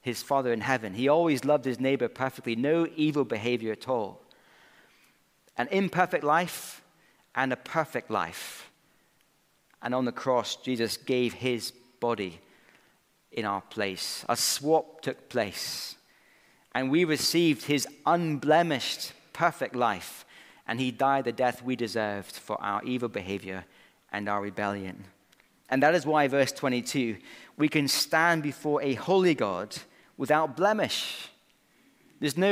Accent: Scotland, United Kingdom; Growing up in Scotland, when I played a bit of rugby at school

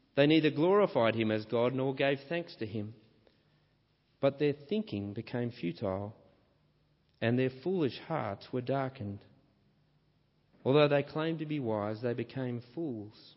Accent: Australia; my home country, Australia.

